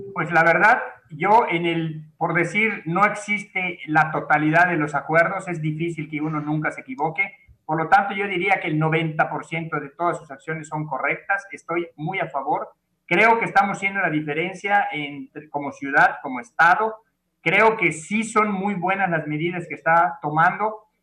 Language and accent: Spanish; Mérida, Yucatán, Mexico; Yo pues toda mi vida he estado aquí la verdad pues como buen yucateco